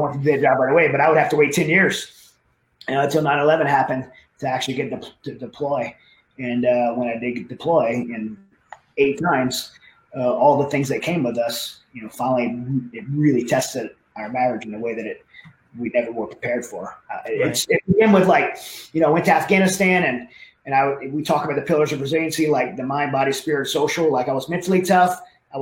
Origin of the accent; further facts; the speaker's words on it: Southern Louisiana, United States; where I grew up in Southern Louisiana, very dysfunctional family